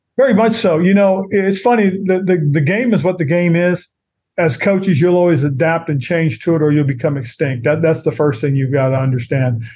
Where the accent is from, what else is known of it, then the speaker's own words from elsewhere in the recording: Monterey, California, United States; moved away as an adult; down in Monterey, California, which is my hometown area